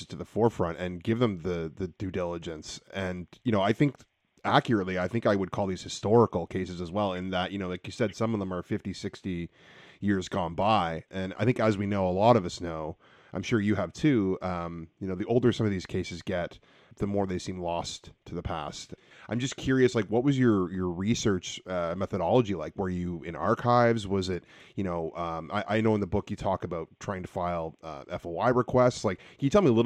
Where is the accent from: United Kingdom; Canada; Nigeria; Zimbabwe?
Canada; Ontario; now in British Columbia, Canada; I'm from Ontario. I live in BC now